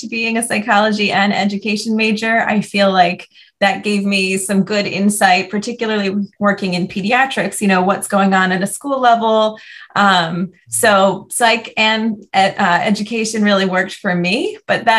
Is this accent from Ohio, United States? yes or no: no; New Jersey, United States; moved away as an adult; also born or lived in Atlanta, Georgia / Miami, Florida; move home to my home state of New Jersey, and that was very exciting because my whole family is still up here